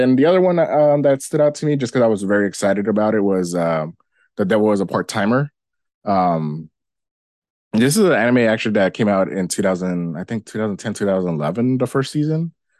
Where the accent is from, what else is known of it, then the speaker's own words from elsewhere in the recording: United States; this is a more me being American audience.